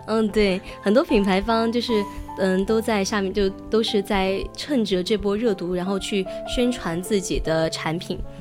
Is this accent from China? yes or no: yes; China; 我们中国人